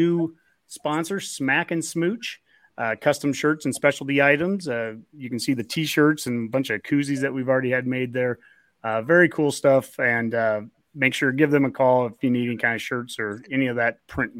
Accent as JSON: {"language": "English", "town": "Roca", "region": "Nebraska", "country": "United States", "said": "I'm from Roca, just south of Lincoln."}